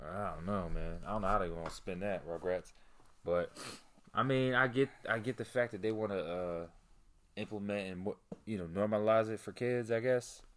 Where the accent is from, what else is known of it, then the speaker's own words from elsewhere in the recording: Delaware, United States; also born or lived in Philadelphia; The most amount of homeless people I've ever seen in my life growing up in Delaware